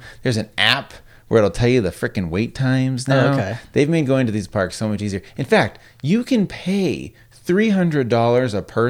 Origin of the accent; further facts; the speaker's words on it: Las Vegas, Nevada, United States; moved away; I used to drive there when I was a kid from Vegas even.